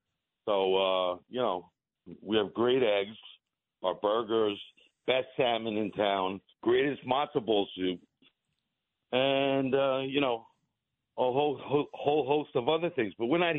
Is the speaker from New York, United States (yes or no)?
yes; Syosset, New York, United States; also born or lived in Greece; I grew up in Syosset, Woodbury. I mean, I was probably like one of five Greek kids over there, and they took us in, and I came off the boat.